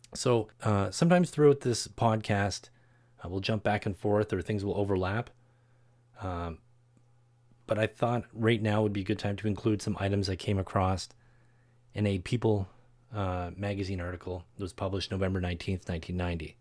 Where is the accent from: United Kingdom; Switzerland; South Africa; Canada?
Canada; Canada, my home country